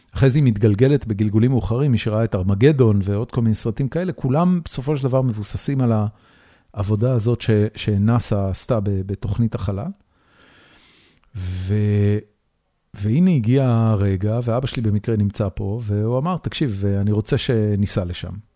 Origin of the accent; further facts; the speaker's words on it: Haifa, Haifa District, Israel; moved away as an adult; now in Austin, United States; הבית שגדלתי בו בחיפה